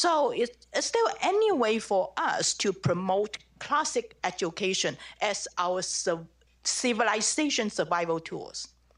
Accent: China; now in Virginia, United States; I grew up in China, in communist China, and I was once a political prisoner there for a year.

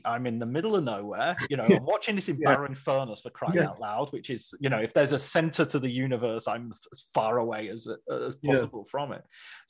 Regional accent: Northwest coast of Cumbria, North West England, United Kingdom; I live on the Northwest. I grew up on the Northwest coast of Cumbria.

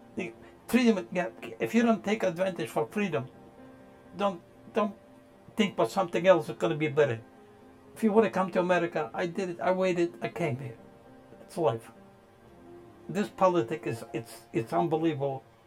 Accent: Poland; now in United States; I was born in Poland. In our town, we only had about 18 Jewish families.

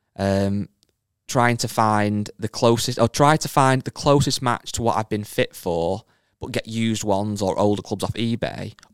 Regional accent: England, United Kingdom; I'm English

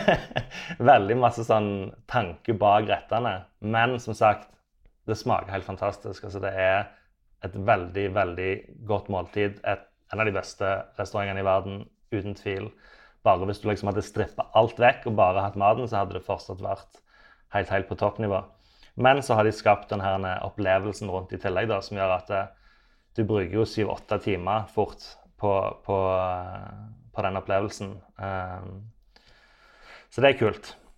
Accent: Sandnes, Rogaland, Norway; also born or lived in Oslo, Norway; now in Copenhagen, Denmark; jeg er fra Sandnes, men nå har jeg ikke bodd i Sandnes da på 18 år.

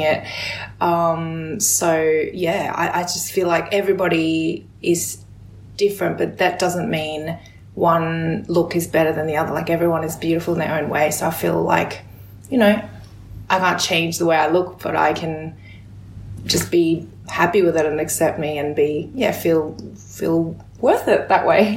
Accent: Australia; also born or lived in South Korea; growing up in Australia, um, you know, I'm an immigrant from Korea

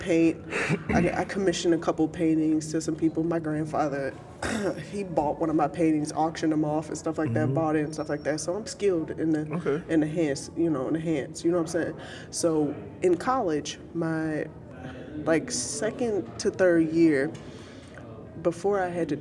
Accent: Chicago, Illinois, United States; I'm originally from Chicago

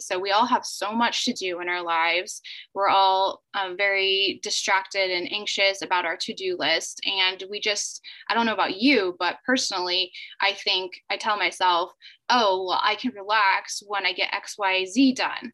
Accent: United States; moved away as an adult; also born or lived in South Korea; my home country in the United States

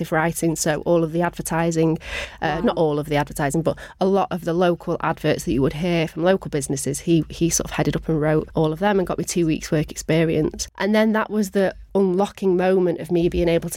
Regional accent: Manchester, North West England, United Kingdom; I am born and bred Mancunian

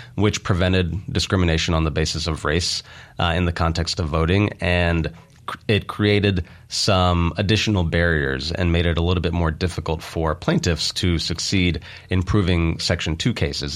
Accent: Meridian, Mississippi, United States; moved away as an adult; also born or lived in California / New York; I was born in Meridian, uh, grew up in Meridian

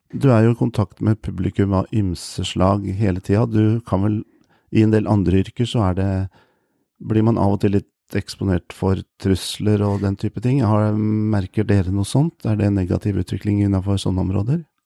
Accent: Lillestrøm, Akershus, Norway; also born or lived in Lørenskog; jeg vokste sjøl opp på Romerike, i Lillestrøm og Lørenskog

